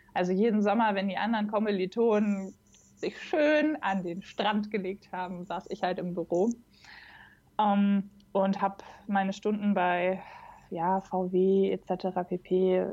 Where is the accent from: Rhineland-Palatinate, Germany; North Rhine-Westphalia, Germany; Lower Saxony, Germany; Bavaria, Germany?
Lower Saxony, Germany; Braunschweig; nah an meiner Heimatstadt dran. Ich komme aus Braunschweig ursprünglich.